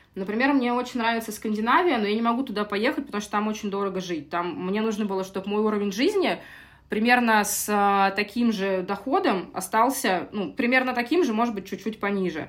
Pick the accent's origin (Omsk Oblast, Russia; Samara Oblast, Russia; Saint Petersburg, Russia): Saint Petersburg, Russia; moved away as an adult; now in Lisbon, Portugal; Я из России, из Санкт-Петербурга. Я в Питере родилась и прожила всю жизнь.